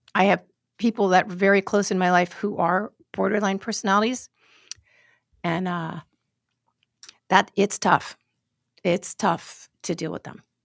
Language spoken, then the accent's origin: English; New York City, New York, United States; I grew up in New York City.